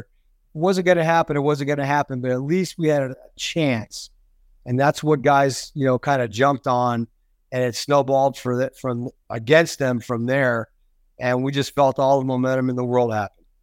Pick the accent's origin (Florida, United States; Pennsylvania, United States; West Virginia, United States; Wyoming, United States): Florida, United States; I grew up there in Florida